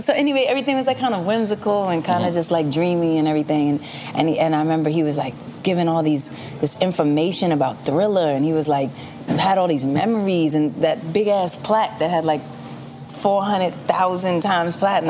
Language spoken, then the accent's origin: English; New York City, New York, United States; also born or lived in Harlem / Rosedale, Queens; born in Hell's Kitchen is okay. Right, and raised in Hell's Kitchen and also Harlem.